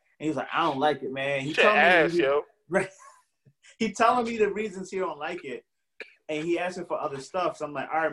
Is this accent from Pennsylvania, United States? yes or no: yes; Philadelphia, Pennsylvania, United States; I grew up on Boyer Street in Germantown, right around the corner from Chu and Shelton, right around the corner from Pastorius